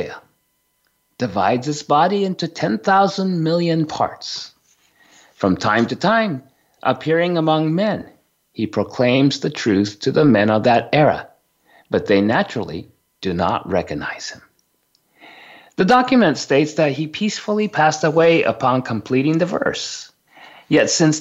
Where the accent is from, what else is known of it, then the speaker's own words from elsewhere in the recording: Japan; growing up in Japan